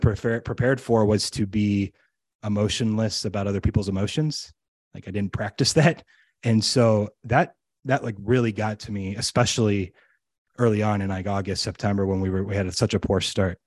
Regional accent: United States; as an American

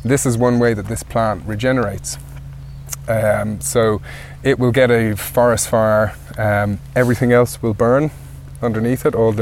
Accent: Wicklow, Leinster, Ireland; I'm from Wicklow.

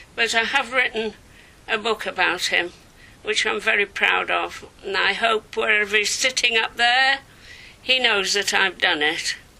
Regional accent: Leeds, Yorkshire and the Humber, United Kingdom; moved away as an adult; also born or lived in Brussels; now in Datchet, United Kingdom; I'm a Yorkshire girl. I grew up in Leeds, and apart from being at boarding school I spent all my time there.

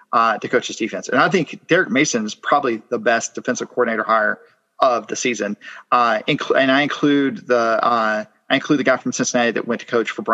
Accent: Ireland; I'm Irish, but I'm probably fine living a little less interesting times.

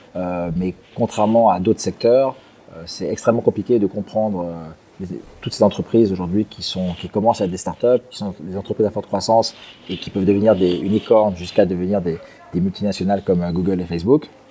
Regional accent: Geneva, Switzerland; moved away as an adult; now in Singapore; Donc à l'origine, je suis suisse de Genève

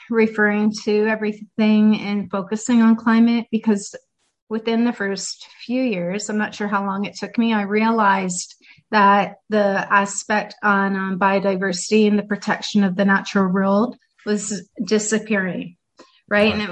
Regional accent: Sweden; and …, I'm from Sweden.

